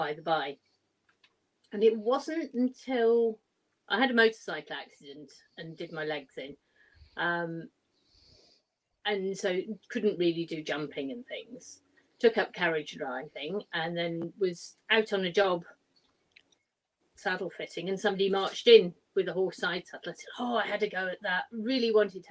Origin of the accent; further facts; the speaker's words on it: Birmingham, West Midlands, United Kingdom; I'm from Birmingham.